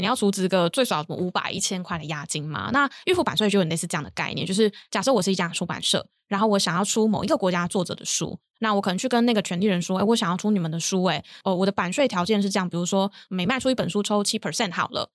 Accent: Kaohsiung, Taiwan; moved away; 我本身是高雄人

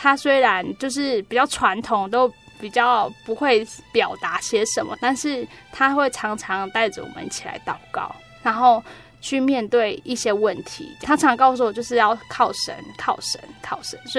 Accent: Taitung, Taitung County, Taiwan; 我们是离开我们的家族，我们是自己到台东去生活。

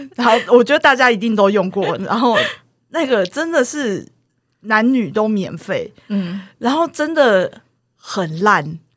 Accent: Taoyuan, Taiwan; 我是桃园人

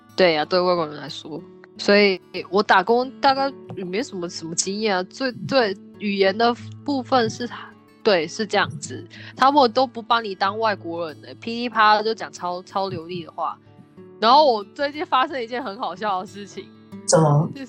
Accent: Taiwan; moved away as an adult; now in Canada; 我来自台湾哦

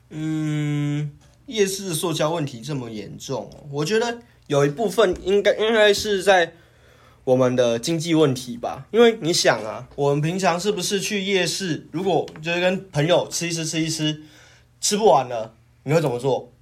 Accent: Taiwan; 我们台湾人

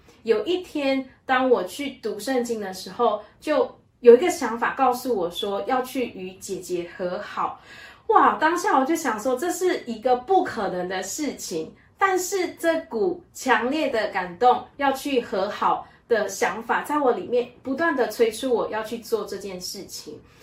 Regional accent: Malaysia; 我来自于马来西亚，在我的家中有四个兄弟姐妹，我的排行最小

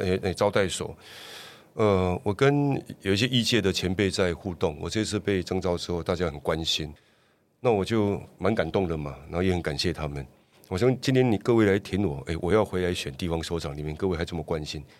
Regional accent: Douliu, Yunlin County, Taiwan; 云岭斗六，我的故乡

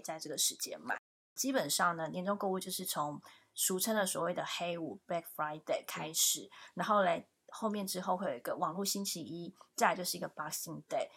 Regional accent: Taiwan; moved away as an adult; now in New York, United States; 两个台湾长大暂居纽约的女人

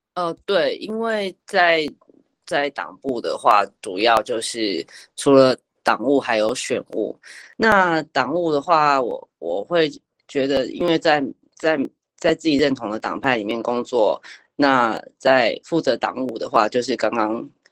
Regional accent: Taipei, Taiwan; 我是一个从小在，呃，出生在台北的一个 ，呃，都市原住民的小孩。那我本身的原乡的部落是在，呃，妈妈是花莲凤信里的，凤，凤林镇凤信里，凤信部落的，呃，族人。那我，我父亲这边是属于寿丰乡溪口部落这样子。我平常会这样子去介绍我的原乡。那我从小出生在台北

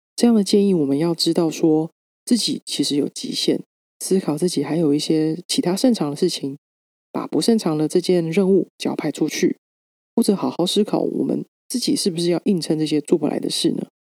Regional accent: Taiwan; moved away as an adult; also born or lived in London; 我这个来自台湾

